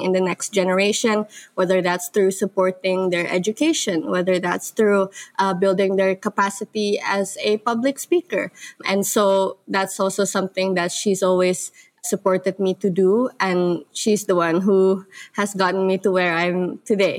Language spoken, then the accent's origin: English; Bogor, West Java, Indonesia; I was raised in Bogor, which is located in Java Island in Indonesia